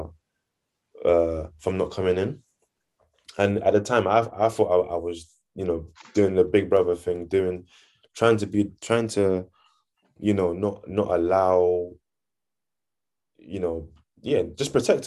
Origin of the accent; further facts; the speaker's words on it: Nigeria; I'm Nigerian too, so I get that culture aspect